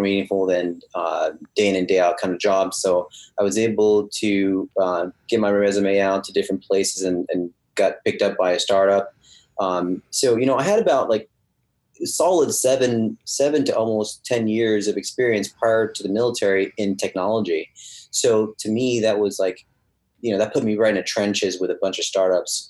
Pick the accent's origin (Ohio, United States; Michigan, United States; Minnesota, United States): Ohio, United States; right outside of Cincinnati; English is a second language; also born or lived in France / Los Angeles; she kind of shipped us off to my grandmother in Ohio, right outside of Cincinnati. And we grew up, you know, being immersed in everything America